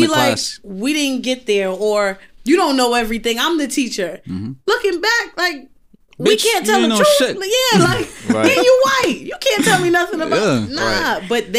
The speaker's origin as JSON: {"language": "English", "country": "United States", "also_born_or_lived": "London", "said": "Once they hear I'm American"}